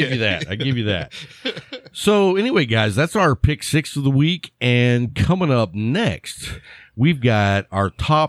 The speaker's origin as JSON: {"language": "English", "town": "Lubbock", "region": "Texas", "country": "United States", "tie": "born or raised there", "said": "when the wind was out of the right direction growing up in Lubbock, you could smell the cattle yards anywhere in town."}